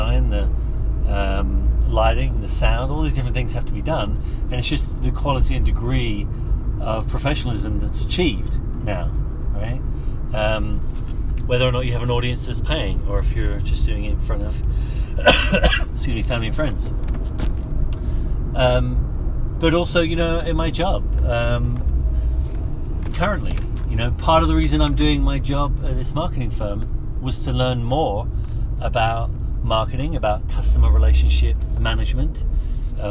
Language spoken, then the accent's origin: English; London, United Kingdom; moved away as an adult; also born or lived in Darlington, England / Orange County, California; I grew up in London